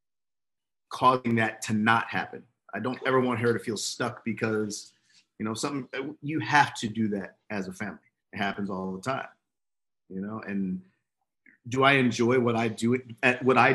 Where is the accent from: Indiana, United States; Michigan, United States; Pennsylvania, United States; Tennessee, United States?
Pennsylvania, United States; Philadelphia; moved away; I'm from Philly